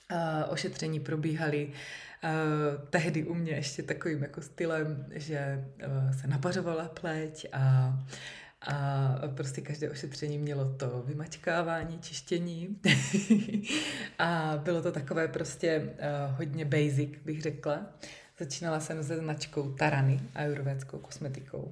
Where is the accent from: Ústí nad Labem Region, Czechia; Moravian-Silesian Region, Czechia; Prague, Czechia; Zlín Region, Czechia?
Zlín Region, Czechia; Uherské Hradiště; jsem z Uherského hradiště